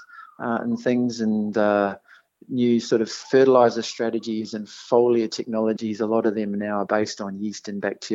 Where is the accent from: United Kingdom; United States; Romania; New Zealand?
New Zealand; accent: Kiwi; moved away; I was fortunate enough to grow up on a dairy farm in New Zealand